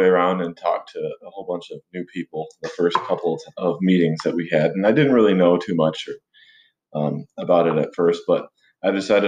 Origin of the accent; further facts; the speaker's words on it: Hudsonville, Michigan, United States; moved away; also born or lived in Colorado Springs, Colorado; I'm originally from Hudsonville, Michigan, but I just moved back from being out of state for almost 10 years out in Colorado Springs